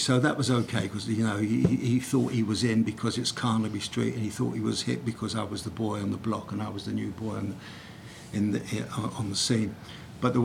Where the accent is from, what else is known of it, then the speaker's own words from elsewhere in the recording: London, United Kingdom; I'm a boy from Brixton